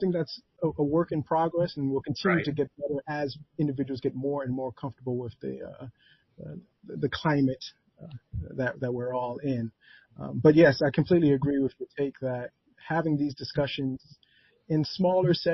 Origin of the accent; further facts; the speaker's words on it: New Jersey, United States; moved away as an adult; now in Michigan, United States; I'm originally from the East Coast, New Jersey specifically